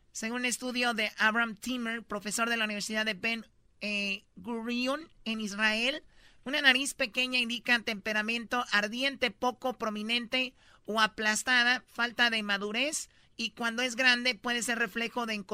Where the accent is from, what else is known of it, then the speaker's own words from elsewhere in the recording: Mexico; Soy de Catepec, totonaca.